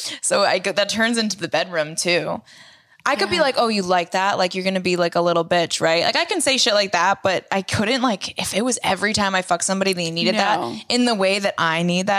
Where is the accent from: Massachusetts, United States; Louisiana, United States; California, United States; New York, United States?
Massachusetts, United States; Boston; We're and from Boston.